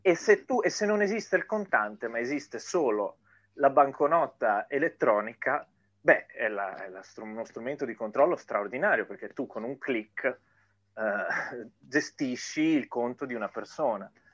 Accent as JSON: {"language": "Italian", "country": "Italy"}